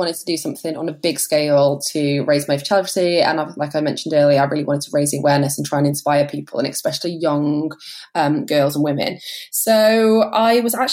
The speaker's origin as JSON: {"language": "English", "town": "Oswestry", "region": "West Midlands", "country": "United Kingdom", "tie": "born or raised there", "said": "my hometown in Oswestry"}